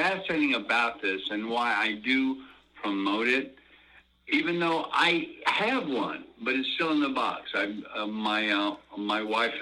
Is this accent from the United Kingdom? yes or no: no; Georgia, United States; now in Los Angeles, United States; my home state